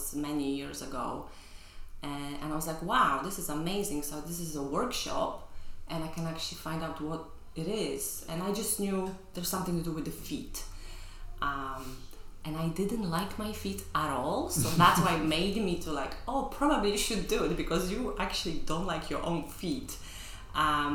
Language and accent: English; Poland; moved away as an adult; now in London, United Kingdom; I grew up in Poland in the 80s, 90s.